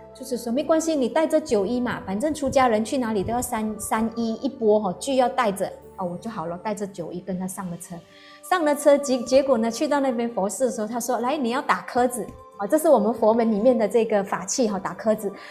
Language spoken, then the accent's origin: Chinese; Malaysia; moved away as an adult; now in Taiwan; 又喜欢吃一点辣的冰的，这个是我们马来西亚人的这个习气